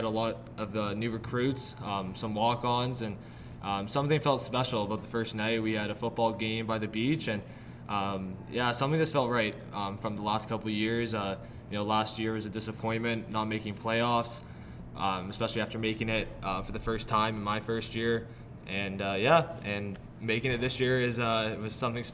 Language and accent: English; Whitby, Ontario, Canada; now in North Bay, Canada; I'm from Whitby, Ontario